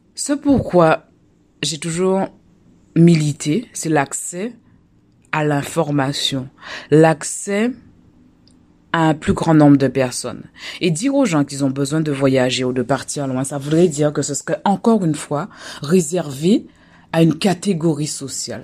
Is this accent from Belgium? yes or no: no; Guadeloupe; moved away; also born or lived in France; chez moi en Guadeloupe